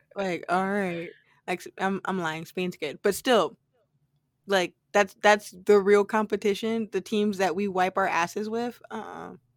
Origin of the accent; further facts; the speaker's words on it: United States; as an American citizen